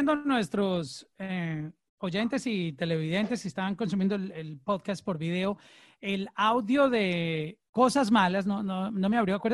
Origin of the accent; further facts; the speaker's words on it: Colombia; En, Colombia lo comemos con leche.